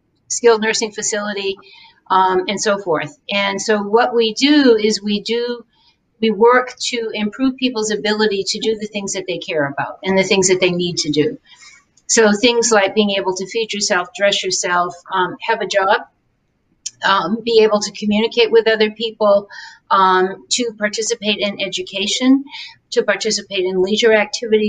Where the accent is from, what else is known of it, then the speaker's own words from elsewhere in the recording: Massachusetts, United States; also born or lived in Virginia; now in Alabama, United States; I'm a Yankee. I'm from Massachusetts